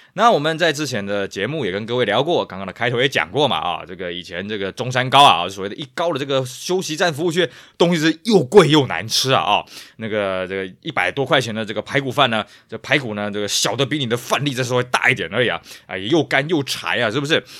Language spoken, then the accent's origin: Chinese; Tainan, Taiwan; moved away; also born or lived in Taipei; 我因为老家在台南